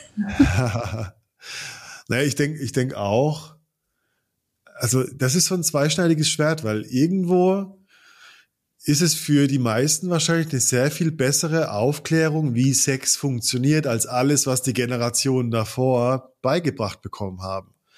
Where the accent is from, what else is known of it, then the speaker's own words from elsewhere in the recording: Baden-Württemberg, Germany; moved away; aus der Baden-Württemberg-Ecke, aus der ich komme